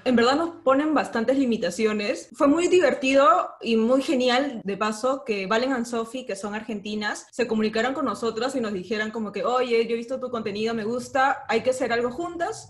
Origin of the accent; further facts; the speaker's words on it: Peru; nosotros somos de Perú